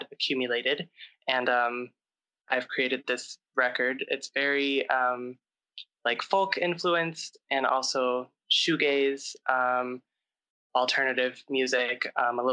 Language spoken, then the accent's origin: English; St. Louis, Missouri, United States; moved away as an adult; also born or lived in Chicago; I grew up in St. Louis, Missouri, and then I moved to Chicago to start music school.